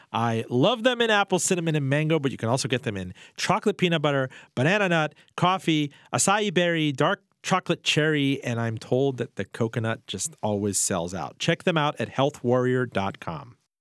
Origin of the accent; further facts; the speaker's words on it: Florida, United States; now in Richmond, United States; where I grew up in Florida with them